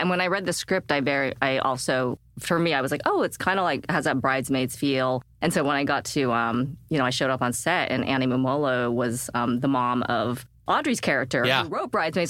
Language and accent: English; Utah, United States; moved away; I was born and raised in Utah. It's a very, like, growing up, it's a great place. As a kid, it felt like a great place to grow up